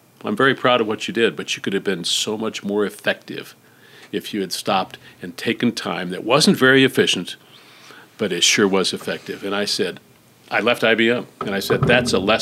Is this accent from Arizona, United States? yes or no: yes; Phoenix, Arizona, United States; I was born in Phoenix. I went to school at the University of Arizona